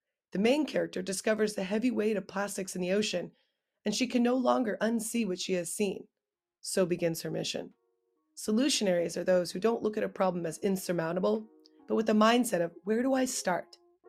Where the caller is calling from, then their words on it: El Granada, California, United States; I'm coming in from El Granada, California. It's a small coastal town just south of San Francisco.